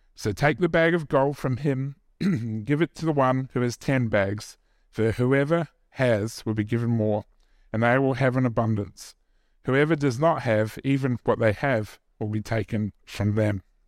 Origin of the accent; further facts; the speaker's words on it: New Zealand; me being Kiwi